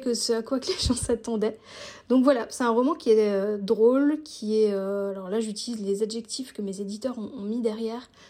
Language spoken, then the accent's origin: French; Alsace, Grand Est, France; now in Switzerland; J'habite en Suisse, mais je suis française d'origine alsacienne